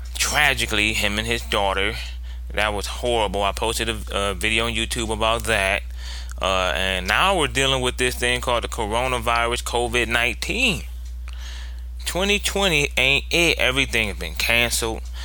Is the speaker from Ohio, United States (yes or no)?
yes; Ohio, United States; I'm from Ohio